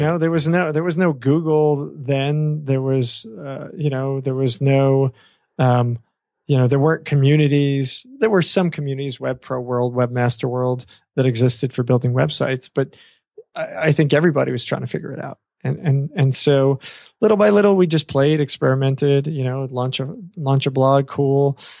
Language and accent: English; New York, United States; I come from New York.